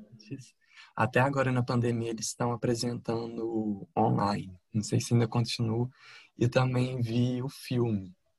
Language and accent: Portuguese; Divinópolis, Minas Gerais, Brazil; Divinópolis, Minas Gerais